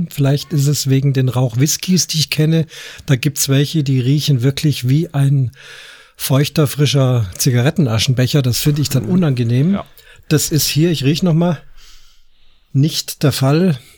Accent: Munich, Bavaria, Germany; Ich komme aus Munichen

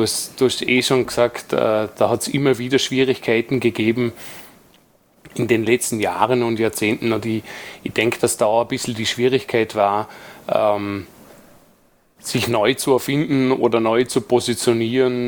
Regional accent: Dornbirn, Vorarlberg, Austria; bei uns in Dornbirn

